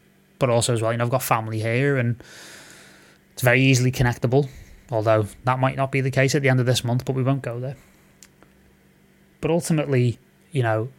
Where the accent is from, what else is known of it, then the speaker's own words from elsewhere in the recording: Romania; Growing up in Romania, all I heard from my family is leave music, you won't earn money, blah, blah, blah.